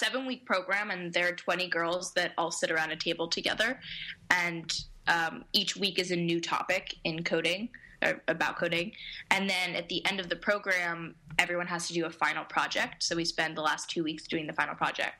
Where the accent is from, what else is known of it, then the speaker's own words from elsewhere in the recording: New York City, New York, United States; Yeah, I'm from Manhattan.